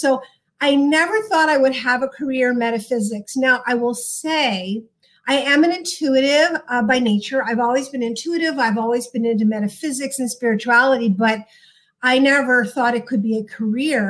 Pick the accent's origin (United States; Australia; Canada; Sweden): United States; Cincinnati, Ohio; moved away; also born or lived in New York / Hollywood; I grew up in Cincinnati, Ohio.